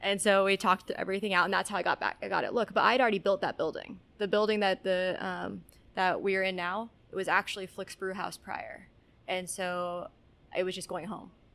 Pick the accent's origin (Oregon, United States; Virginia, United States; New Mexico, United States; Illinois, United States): New Mexico, United States; Albuquerque; moved away as an adult; also born or lived in Texas; I was uh, born and raised in Albuquerque, New Mexico